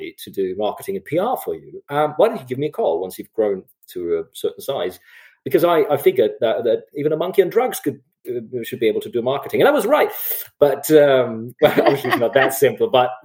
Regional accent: Germany; moved away as an adult; I grew up in Germany. I'm German

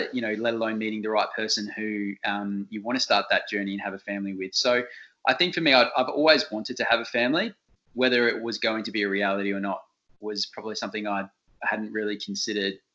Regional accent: country town near Adelaide, South Australia, Australia; moved away as an adult; now in Melbourne, Australia; I'm originally from Adelaide. So born and bred in probably a country town just about an hour outside of the capital

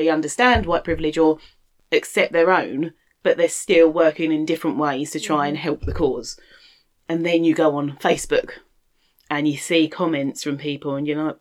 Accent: London, United Kingdom; we lived in London and I grew up in London

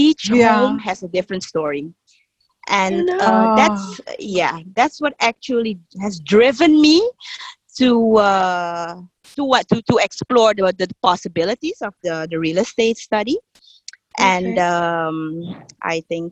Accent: Suriname; also born or lived in Amsterdam, Netherlands; I moved with my mom to Suriname when I was 4 years old

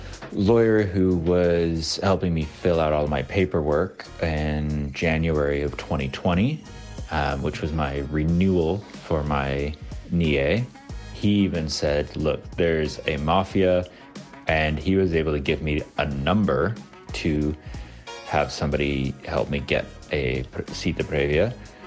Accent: United States; now in Spain; I'm American.

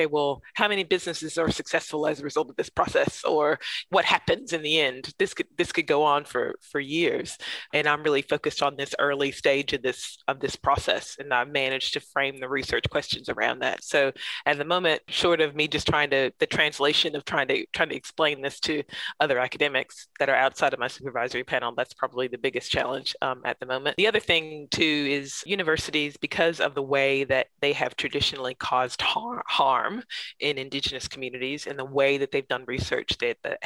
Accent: Central Alabama, United States; now in Canberra, Australia; growing up in Central Alabama. So my family's from Montgomery, Alabama.

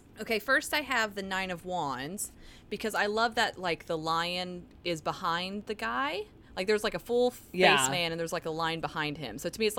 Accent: Orlando, Florida, United States; I was from Orlando area, so it's super Florida.

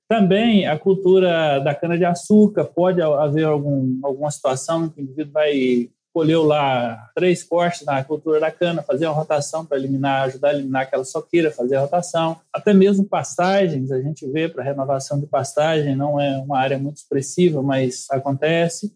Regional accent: Viçosa, Minas Gerais, Brazil; moved away as an adult; also born or lived in Mossoró; eu sou nascido em Viçosa, Minas Gerais. É, filho de pequenos produtores

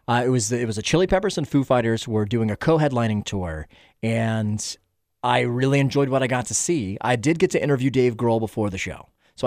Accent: Stone Mountain, Georgia, United States; I'm a Georgia kid. I grew up in Stone Mountain, Georgia, in the suburb of Atlanta.

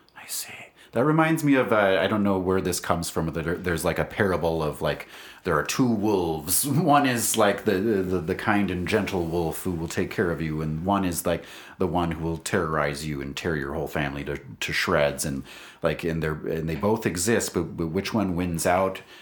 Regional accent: Wisconsin, United States; now in Albuquerque, United States; We're all also former Wisconsinites

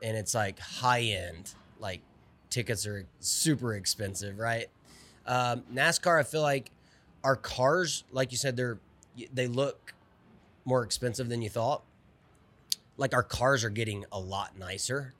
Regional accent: Olive Branch, Mississippi, United States; I'm from Olive Branch, Mississippi, right south of Memphis.

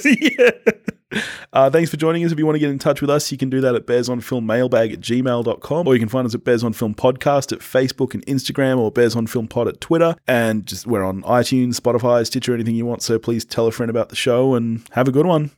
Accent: Australia; I'm an Aussie

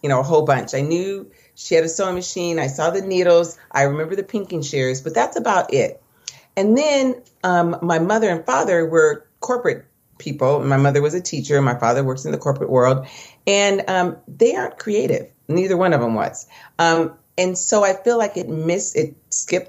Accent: Orange County, California, United States; I grew up in Orange County

